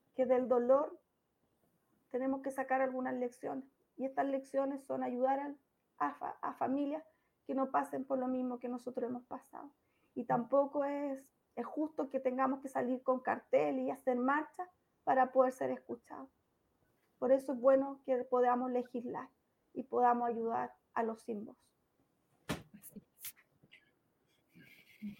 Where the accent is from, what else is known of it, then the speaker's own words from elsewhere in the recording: Chillán, Ñuble, Chile; en mi ciudad natal